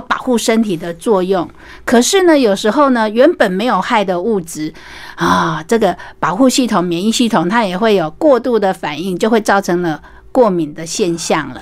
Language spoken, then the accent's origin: Chinese; Taiwan